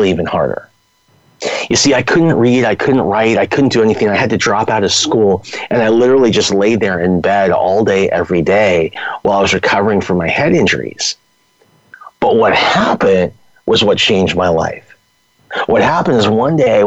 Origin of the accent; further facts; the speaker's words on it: Los Angeles, California, United States; also born or lived in San Diego; I'm a Southern California guy. I grew up in Los Angeles